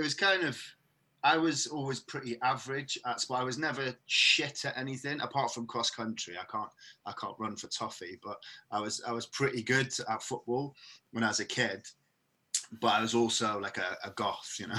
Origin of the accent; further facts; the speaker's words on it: Merthyr Tydfil, Wales, United Kingdom; now in Bristol, United Kingdom; I'm, I'm originally from the from the valleys, and I don't know why. In Merthyr Tydfil, in particular